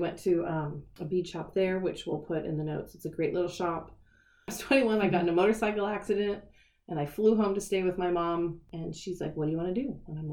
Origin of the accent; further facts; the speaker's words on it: Southern California, United States; I grew up in Southern California